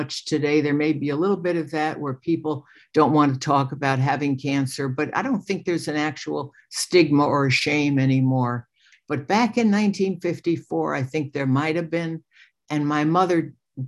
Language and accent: English; New York City, New York, United States; I was born May 24th, 1945, into a Jewish family in New York. I was born in Brooklyn, New York